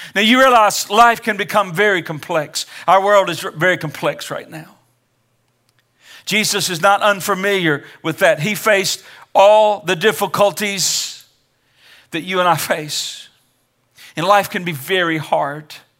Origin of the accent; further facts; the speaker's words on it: Kansas City, Missouri, United States; I was born in Kansas City, Missouri, nineteen sixty-five, December thirty-first